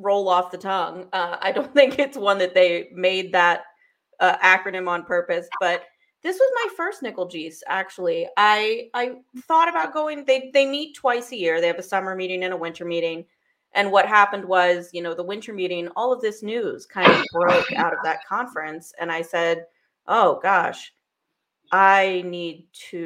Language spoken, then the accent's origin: English; United States; as an American